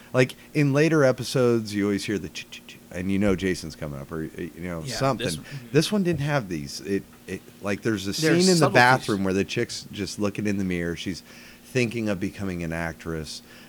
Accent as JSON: {"language": "English", "region": "Pacific Northwest", "country": "United States", "tie": "born or raised there", "said": "And growing up in the Pacific Northwest..."}